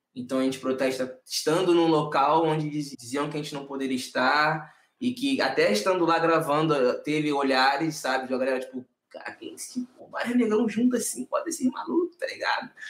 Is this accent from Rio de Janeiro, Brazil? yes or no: yes; Nova Iguaçu, Rio de Janeiro, Brazil; Nova Iguaçu, assim, que é o lugar que eu sou, não é a Baixada inteira, mas o lugar onde a gente se criou